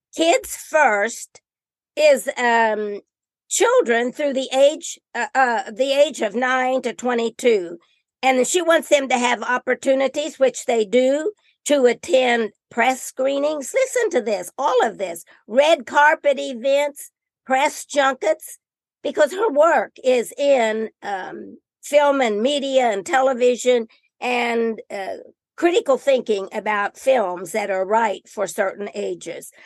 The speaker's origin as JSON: {"language": "English", "region": "Indiana", "country": "United States", "said": "I'm from Indiana"}